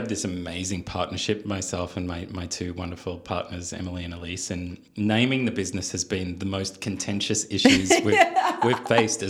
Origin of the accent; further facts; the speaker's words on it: Melbourne, Victoria, Australia; moved away as an adult; also born or lived in New York / Napa Valley; now in Napa, United States; I come from Melbourne, which is probably the food capital of Australia.